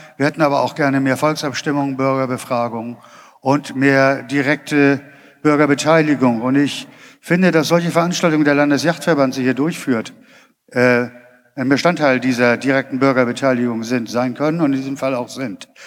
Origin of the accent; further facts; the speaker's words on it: Schleswig-Holstein, Germany; moved away as an adult; now in North Rhine-Westphalia, Germany; ich bin ursprünglich aus Schleswig-Holstein, war da in meiner Jugend schon aktiv im Naturschutz und äh, wohne seit äh, 2005 in Nordrhein-Westfalen